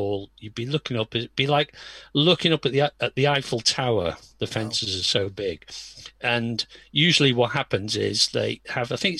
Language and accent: English; Birkenhead, North West England, United Kingdom; I'm an ex-semi-Scouser because I'm from Birkenhead